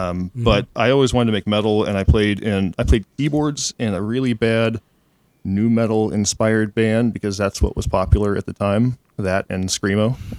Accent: Fayetteville, Arkansas, United States; I grew up in Fayetteville, Arkansas, which is a wonderful place to grow up, but musically kind of limiting. It's in the northwest corner of the state

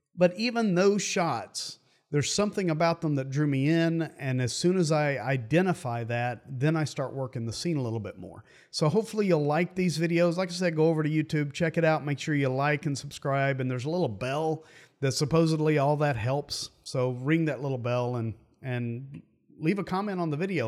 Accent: United States; I grew up near the Great Smoky Mountains, And for me, those mountains are always home.

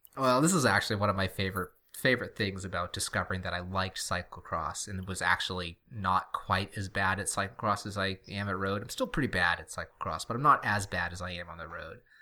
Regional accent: New England, United States; moved away; also born or lived in Middle Tennessee / Nashville; have mostly lived our whole lives here, and everything here is really close together, actually. And we have this weird New England parochialism

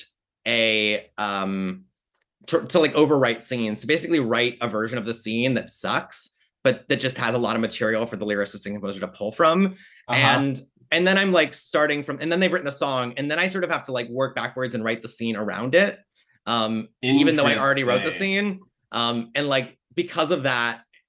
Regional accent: Northwestern Pennsylvania, United States; moved away as an adult; also born or lived in New York; I grew up in Northwestern Pennsylvania in the middle of nowhere

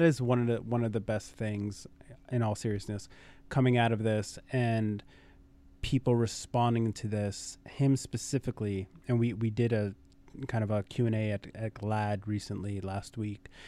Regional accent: New York City, New York, United States; born and raised in Brooklyn

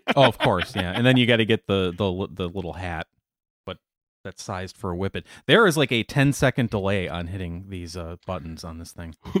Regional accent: Racine, Wisconsin, United States; moved away; I grew up in Racine.

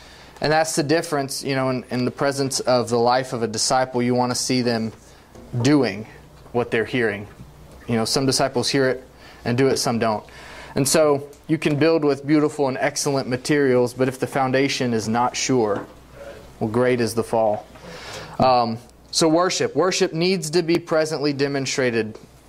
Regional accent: Mexico; There was a guy in Mexico. I grew up in Mexico, a missionary kid. When I refer to Mexico, that's what I'm talking about.

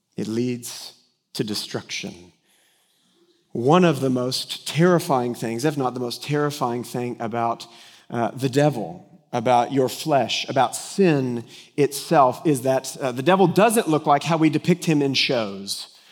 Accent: Denton, Texas, United States; I grew up in Denton, Texas, that's been under construction since its inception

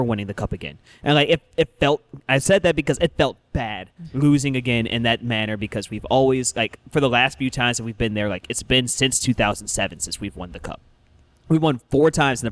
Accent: Illinois, United States; I am an Illinoisan. I was born and raised in Illinois.

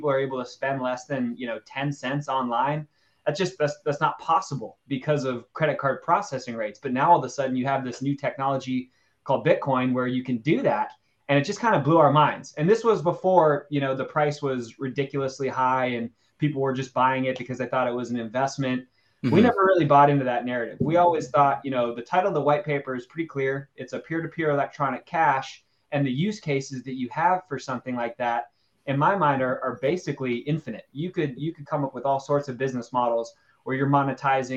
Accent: Los Angeles, California, United States; I'm obviously from Los Angeles

